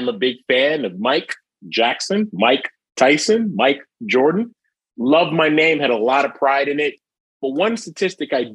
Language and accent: English; Jamaica; moved away; I'm from a Caribbean background. I was born in Jamaica, West Indies